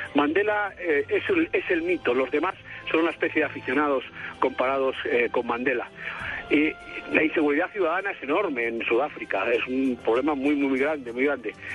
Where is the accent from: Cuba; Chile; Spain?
Spain; moved away as an adult; now in Colombia; llevo aquí 16 años ya